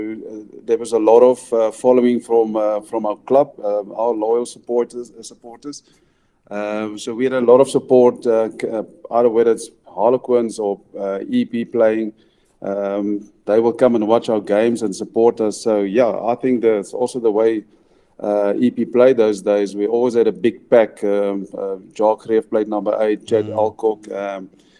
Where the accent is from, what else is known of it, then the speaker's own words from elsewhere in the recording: Karoo, South Africa; moved away; also born or lived in Port Elizabeth; I grew up in the Karoo. I'm a Goldsberg boyke, so we love our Karoo.